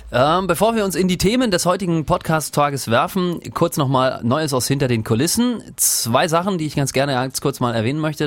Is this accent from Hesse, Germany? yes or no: no; Rostock, Mecklenburg-Vorpommern, Germany; born or raised there